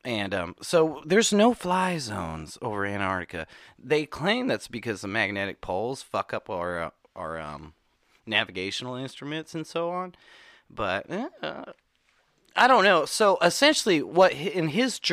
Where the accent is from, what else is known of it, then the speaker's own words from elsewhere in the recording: Bridge Creek, Oklahoma, United States; I'm from Bridge Creek, Oklahoma, which is the spawning point of every, like, yeah. Worst tornado ever